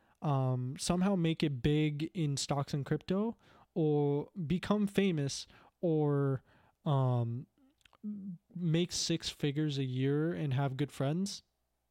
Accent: Canada; being Canadian

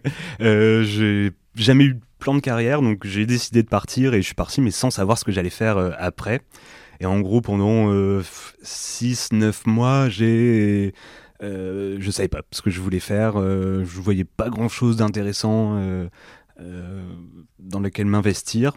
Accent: Lomme, Hauts-de-France, France; je suis originaire de l'Homme

